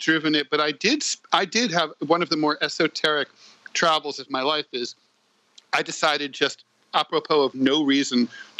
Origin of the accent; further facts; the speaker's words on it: Dayton, Ohio, United States; moved away; also born or lived in New York; from my hometown of Dayton